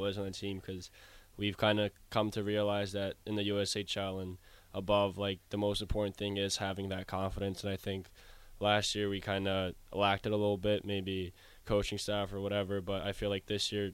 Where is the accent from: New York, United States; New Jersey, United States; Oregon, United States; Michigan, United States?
New Jersey, United States; Monroe Township; I'm from Central Jersey. I'm from Monroe Township, New Jersey.